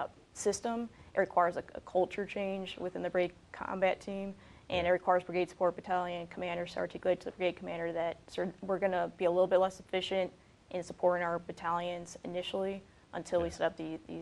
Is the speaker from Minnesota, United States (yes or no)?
yes; Minnesota, United States; moved away; I grew up in Minnesota.